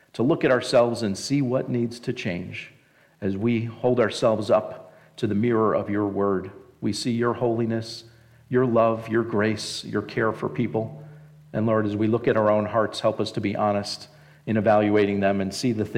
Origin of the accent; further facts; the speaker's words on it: New Jersey, United States; moved away; I'm originally from New Jersey, if you can't tell from my great accent